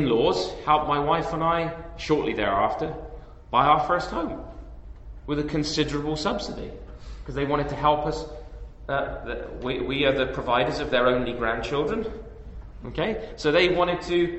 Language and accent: English; England, United Kingdom; moved away as an adult; now in Canada; my home country, or my previous home country, England.